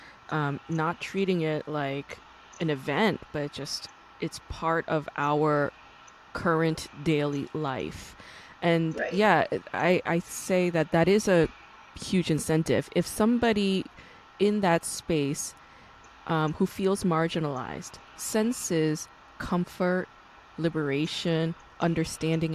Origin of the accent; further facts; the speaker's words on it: New York, United States; moved away; also born or lived in Busan, South Korea; I grew up in New York